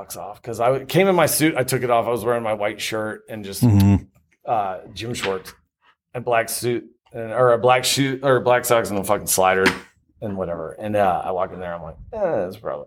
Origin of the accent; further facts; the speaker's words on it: Florida, United States; moved away; I'm from Florida